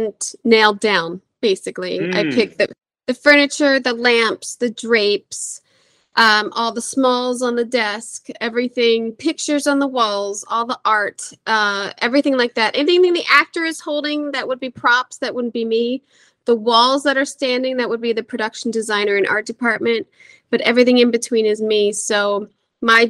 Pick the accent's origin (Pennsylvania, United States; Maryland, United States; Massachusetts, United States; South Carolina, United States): Pennsylvania, United States; Philadelphia; I'm from Philly